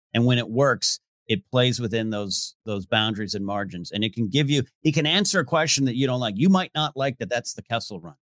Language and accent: English; Rio Grande, California, United States; my hometown of Rio Grande, California